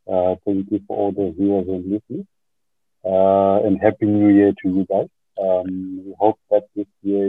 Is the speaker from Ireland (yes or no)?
no; Zimbabwe; The company has its roots in Zimbabwe, because that's my home country. That's where I belong, really.